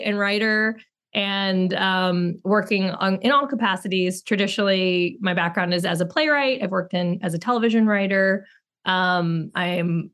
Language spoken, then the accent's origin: English; New Orleans, Louisiana, United States; I grew up in New Orleans